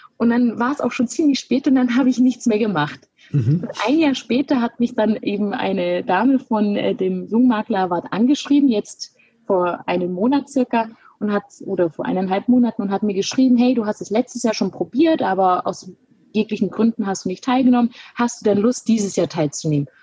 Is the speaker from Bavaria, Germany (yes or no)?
yes; Günzburg, Bavaria, Germany; now in Munich, Germany; bin geboren in Günzburg, das liegt zwischen Ulm und Augsburg und ähm, habe dort die Sparkassenausbildung gemacht von 2012 bis 2015 und bin relativ schnell nach der Ausbildung dann nach München gezogen